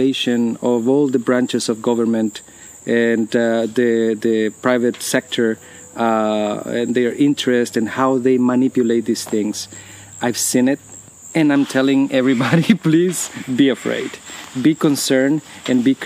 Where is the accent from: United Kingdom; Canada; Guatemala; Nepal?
Guatemala; now in United States; I come from Guatemala